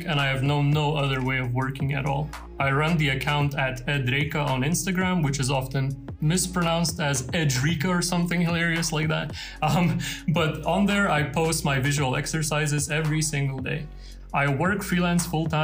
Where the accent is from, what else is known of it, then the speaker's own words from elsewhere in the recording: Lithuania; first language Lithuanian; English is a second language; moved away as an adult; also born or lived in London; that was in my native language. So everything and everyone in there was Lithuanian